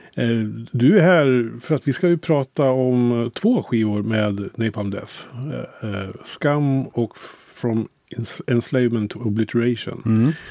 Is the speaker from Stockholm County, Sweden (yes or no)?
no; Kolbäck, Västmanland, Sweden; i lilla Kolbäck där jag kommer ifrån utanför Västerås